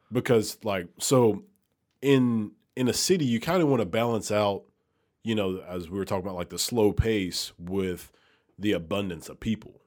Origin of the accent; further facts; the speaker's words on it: Alabama, United States; moved away as an adult; also born or lived in Milwaukee; now in Memphis, United States; I'm from Alabama